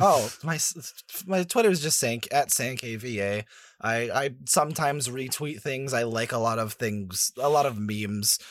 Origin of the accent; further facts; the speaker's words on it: Canada; I'm, I'm Canadian